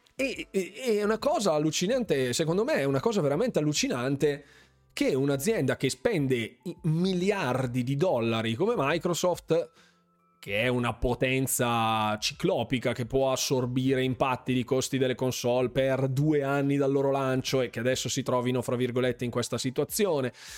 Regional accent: Bergamo, Lombardy, Italy; io praticamente sono di Bergamo

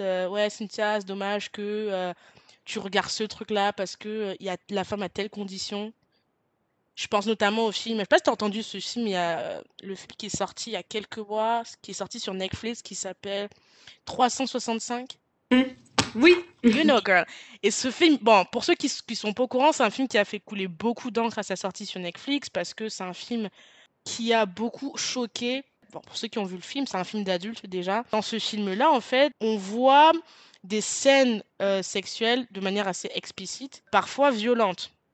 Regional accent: France; je suis française

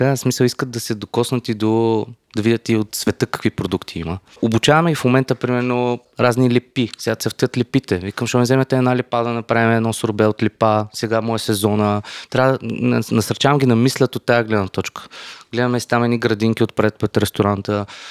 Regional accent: Gabrovo, Gabrovo Province, Bulgaria; съм от Габро и всичко ми е българско

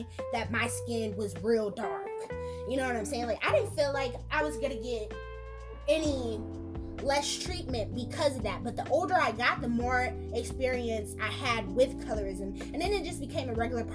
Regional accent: Florida, United States; down here in Florida. I'm from Florida

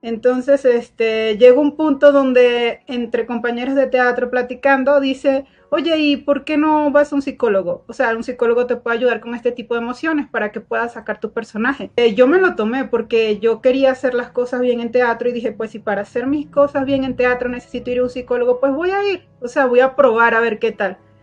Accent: Venezuela; moved away as an adult; now in Mexico; Soy de Venezuela, somos paisanos

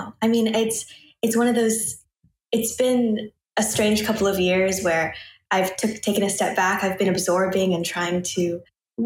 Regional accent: Portland, Oregon, United States; moved away as an adult; also born or lived in New York; I'm from Portland, Oregon. So West Coast

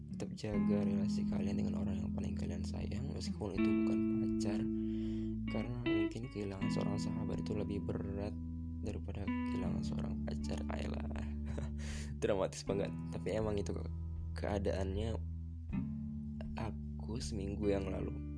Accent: Medan, North Sumatra, Indonesia; Asal aku dari Medan

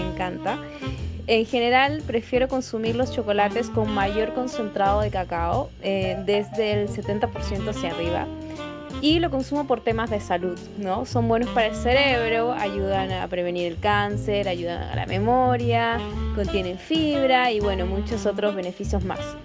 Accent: Peru; now in Chile; soy peruana

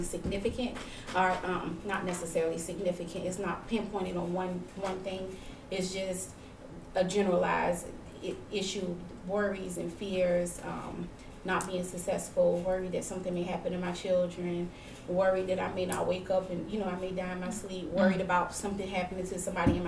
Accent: Savannah, Georgia, United States; also born or lived in Augusta, Georgia; I'm a Savannah native. I'm born and raised in Savannah, moved away.

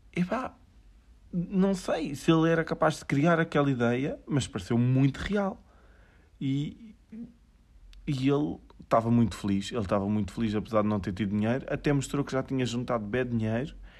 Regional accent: Aveiro, Centro, Portugal; sou de Aveiro

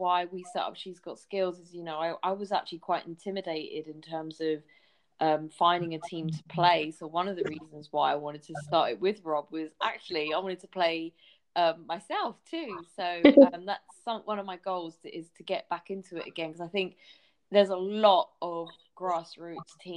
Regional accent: London, United Kingdom; I grew up in North London. I grew up in Haringey, so I'm a massive Tottenham fan

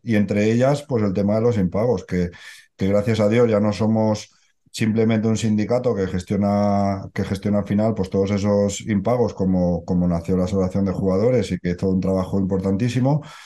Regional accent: Barcelona, Catalonia, Spain; yo soy de Barcelona

